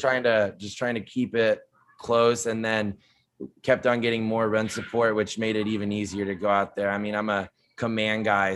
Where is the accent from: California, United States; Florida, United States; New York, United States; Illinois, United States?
California, United States; San Diego; moved away as an adult; also born or lived in New Orleans; I'm from San Diego, West Coast guy